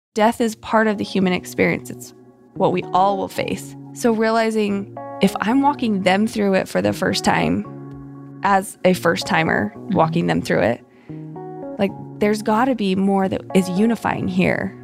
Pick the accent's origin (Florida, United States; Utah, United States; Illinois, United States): Utah, United States; Salt Lake City; moved away as an adult; also born or lived in Boise, Idaho; I grew up in Salt Lake City